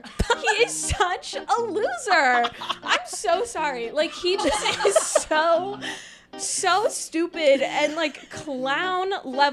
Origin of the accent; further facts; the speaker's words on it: Winston-Salem, North Carolina, United States; moved away as an adult; now in Chicago, United States; North Carolina. Small little town called Winston-Salem. And I moved to Chicago like 6 months ago now. Came here in August